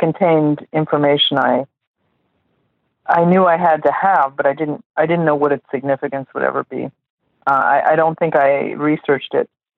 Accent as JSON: {"language": "English", "town": "Chicago", "region": "Illinois", "country": "United States", "tie": "born or raised there", "also_born_or_lived": "New Mexico", "said": "I was born in Chicago. And then when I was, my parents moved to New Mexico, among other places. But that's where I spent. New Mexico was where I spent a lot of the time. And so at about the age of six, I came back to Chicago"}